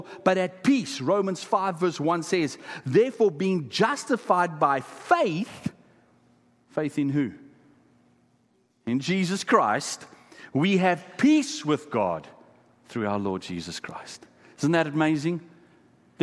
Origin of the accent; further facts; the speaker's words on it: Kimberley, Northern Cape, South Africa; first language Afrikaans; English is a second language; I come from a place called Kimberley in South Africa. It's famous for diamond mines, De Beers diamond mines. Many of the diamonds in the crown jewels come from my hometown.